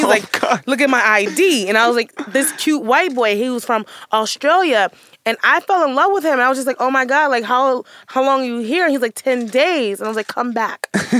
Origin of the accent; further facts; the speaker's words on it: New York City, New York, United States; So I grew up in Hell's Kitchen.